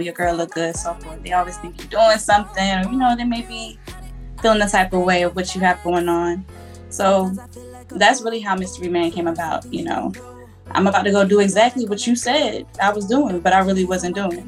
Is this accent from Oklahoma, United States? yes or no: no; Atlanta, Georgia, United States; I'm from Atlanta. Straight out